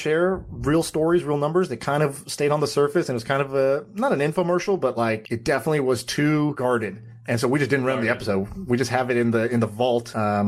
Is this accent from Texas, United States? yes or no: yes; Austin, Texas, United States; I grew up in Austin, Texas. I spent a lot of time in Texas.